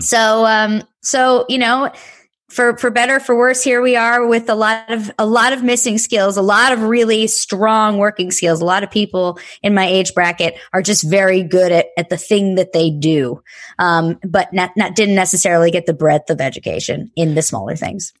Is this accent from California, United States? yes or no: no; Texas, United States; now in New York City, United States; I grew up in Texas